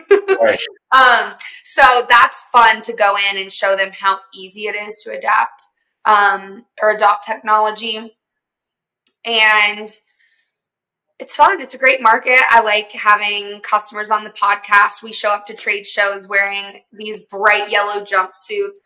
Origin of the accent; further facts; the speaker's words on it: the South, United States; I grew up in the South, um, and my family does um, like oil and gas servicing